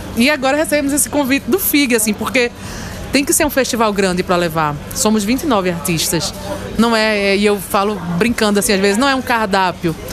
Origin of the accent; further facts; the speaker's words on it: Carpina, Pernambuco, Brazil; eu sou de Carpina.